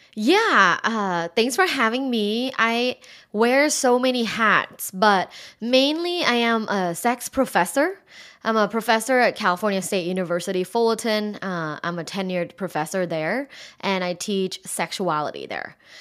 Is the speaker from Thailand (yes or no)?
yes; Thailand; moved away as an adult; I'm originally from Thailand